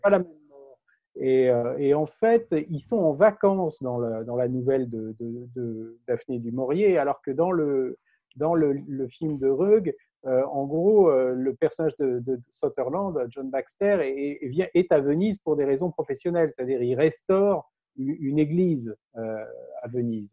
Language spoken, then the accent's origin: French; Paris, Île-de-France, France; chez nous à Paris